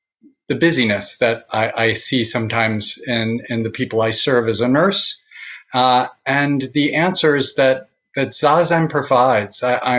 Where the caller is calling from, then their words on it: New Paltz, New York, United States; And I'm joining you from New Paltz, New York, tonight.